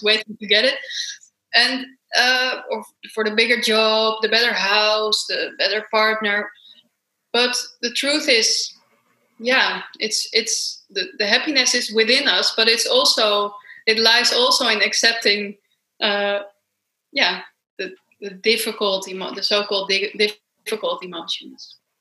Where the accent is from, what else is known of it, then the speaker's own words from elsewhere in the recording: Amsterdam, North Holland, Netherlands; I come from Amsterdam in Holland, Europe, far away from you guys